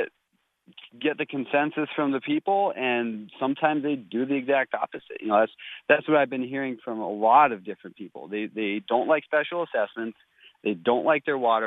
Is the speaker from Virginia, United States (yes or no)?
no; Minnesota, United States; moved away as an adult; now in Bismarck, United States; I grew up in Minnesota and moved out here almost straight out of high school